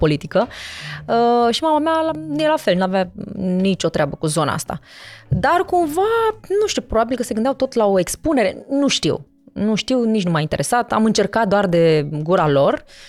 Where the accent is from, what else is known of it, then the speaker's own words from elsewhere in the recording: Târgu Mureș, Mureș County, Romania; also born or lived in Sibiu; now in Bucharest, Romania; M-am născut în Sibiu, da. Uh, am crescut în Târgu Mureș și m-am mutat în București.